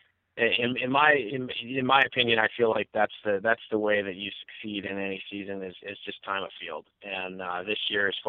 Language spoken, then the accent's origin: English; Midwest, United States; now in Bozeman, United States; I'm originally from the Midwest